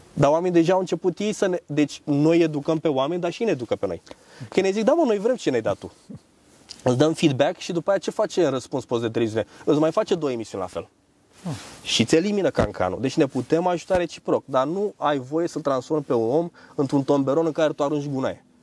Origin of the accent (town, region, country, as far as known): Romania